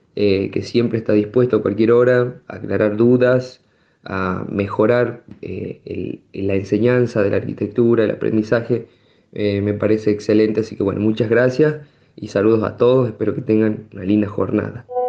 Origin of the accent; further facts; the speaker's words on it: Tucumán, Argentina; moved away as an adult; also born or lived in Catamarca; now in San Fernando del Valle de Catamarca, Argentina; soy de Tucumán, pero estoy residiendo actualmente